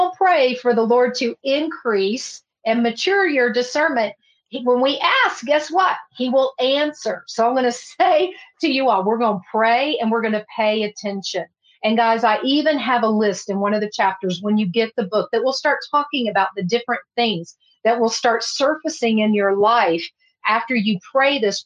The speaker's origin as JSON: {"language": "English", "region": "Texas", "country": "United States", "tie": "born or raised there", "said": "I'm from Texas"}